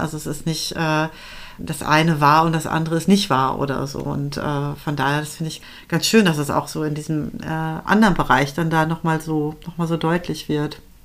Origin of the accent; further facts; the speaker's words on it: West Germany, Germany; ich bin äh, westsozialisiert